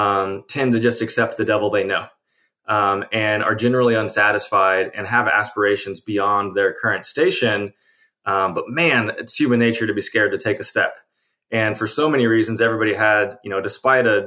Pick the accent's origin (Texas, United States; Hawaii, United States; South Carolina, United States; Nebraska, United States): Texas, United States; Texas Hill Country, United States; also born or lived in Austin, Texas; I grew up in the Texas Hill Country, you know, hunting my own animals